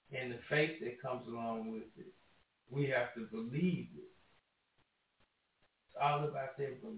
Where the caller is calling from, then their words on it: Michigan, United States; Hi, this is … I'm from Michigan.